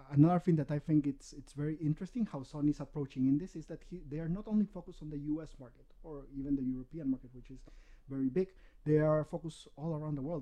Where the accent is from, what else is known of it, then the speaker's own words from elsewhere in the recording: Peru; English is a second language; I'm born, raised in Peru